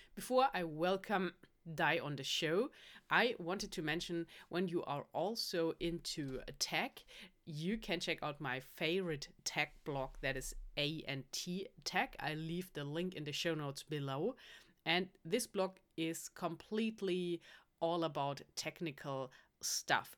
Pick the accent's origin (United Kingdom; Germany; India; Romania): Germany; I'm from Germany